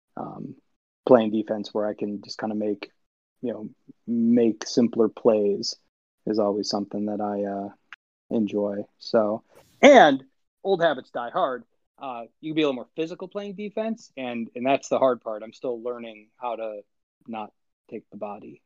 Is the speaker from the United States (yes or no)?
yes; Illinois, United States; I grew up in Illinois, and so there's hockey everywhere, obviously.